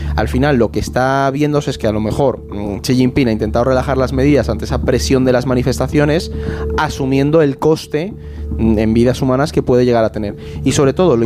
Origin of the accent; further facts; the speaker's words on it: Spain; nuestro país